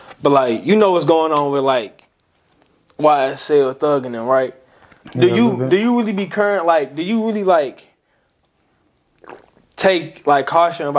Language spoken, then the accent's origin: English; St. Louis County, Missouri, United States; I'm from a county.